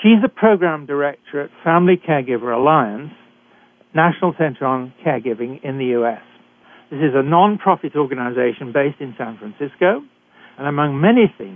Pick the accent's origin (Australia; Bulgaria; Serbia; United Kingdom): United Kingdom; accent: British; moved away as an adult; also born or lived in Canada; I was trained in Britain, and I'm sure you can tell that from my accent.